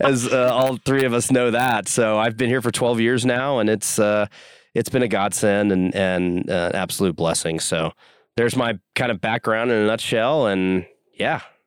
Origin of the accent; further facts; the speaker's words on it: Dallas, Texas, United States; moved away as an adult; also born or lived in Houston, United States; now in Utah, United States; I'm a Texan at heart. I grew up in Dallas, went to school at University of Houston.